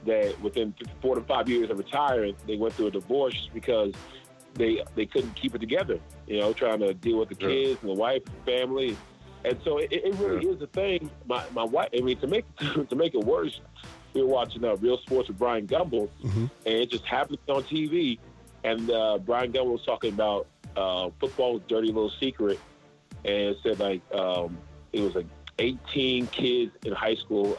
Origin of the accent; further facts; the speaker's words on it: Charleston, United States; now in Atlanta, United States; I grew up in Charleston. I've been in Atlanta since 07.